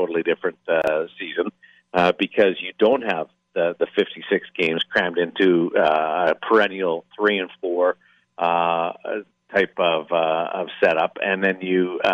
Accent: Canada; despite being Canadian

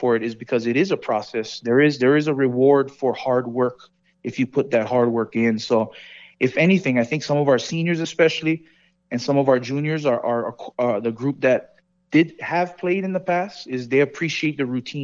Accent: Hawaii, United States; moved away as an adult; now in Las Vegas, United States; I'm from Hawaii. You know, I wear my culture on my sleeve, and I'm proud where I'm from

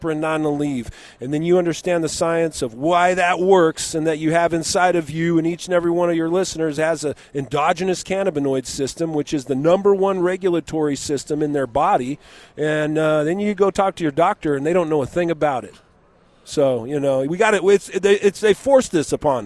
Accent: Southern California, United States; I grew up in Southern California.

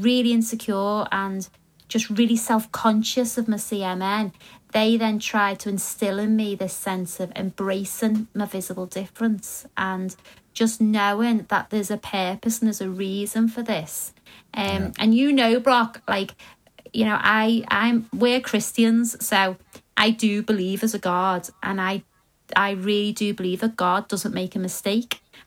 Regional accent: Liverpool, North West England, United Kingdom; I was a girl from Liverpool

